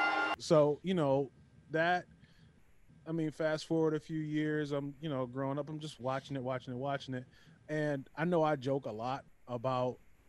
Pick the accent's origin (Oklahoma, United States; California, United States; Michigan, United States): Michigan, United States; Detroit; I grew up in Detroit, Michigan